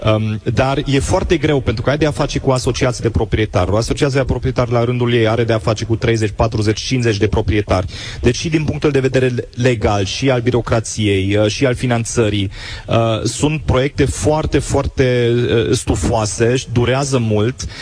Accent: Germany; now in Timișoara, Romania; eu am crescut în, în Germania

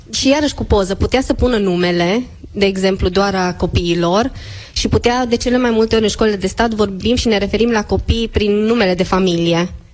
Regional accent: Cluj-Napoca, Cluj County, Romania; eu sunt de la Cluj, sunt mai înceată

